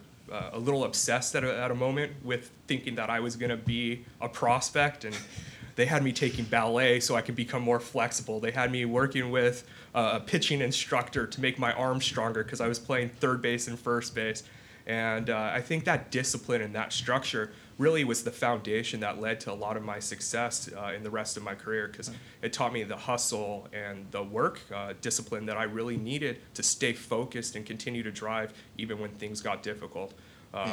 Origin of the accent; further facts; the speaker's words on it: Southern California, United States; moved away; Born and raised in Southern California